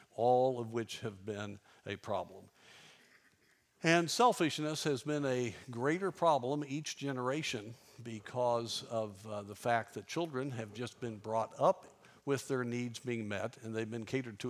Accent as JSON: {"language": "English", "town": "Durango", "region": "Colorado", "country": "United States", "tie": "born or raised there", "said": "I grew up in Durango, Colorado"}